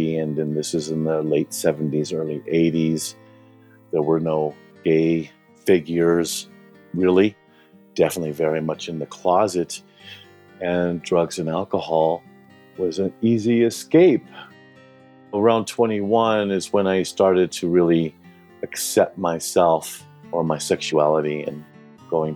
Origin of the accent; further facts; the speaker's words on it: Denver, Colorado, United States; I was born and raised in Denver, Colorado.